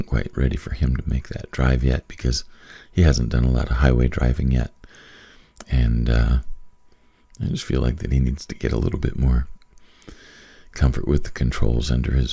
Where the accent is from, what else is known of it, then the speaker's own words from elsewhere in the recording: Wyoming, United States; I grew up in Wyoming.